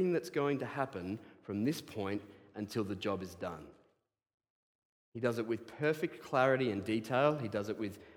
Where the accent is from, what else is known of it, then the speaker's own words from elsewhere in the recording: Australia; I am an Australian